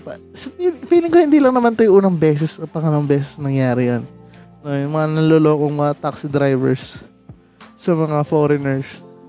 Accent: Rizal, Calabarzon, Philippines; taga Rizal ako

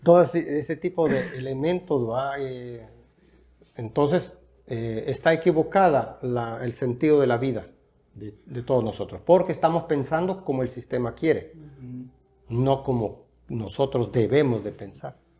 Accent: El Salvador; yo no soy una persona que me considere un salvadoreño específicamente nada más

